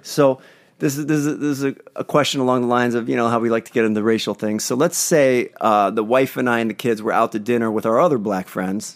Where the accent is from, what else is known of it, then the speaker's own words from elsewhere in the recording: East Coast, United States; now in Los Angeles, United States; I'm from the East Coast